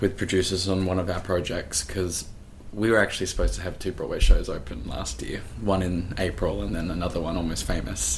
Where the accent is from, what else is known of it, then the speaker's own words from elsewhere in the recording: Gold Coast, Queensland, Australia; now in New York, United States; I'm from Queensland, and I ended up getting bussed down to the Gold Coast, where I'm from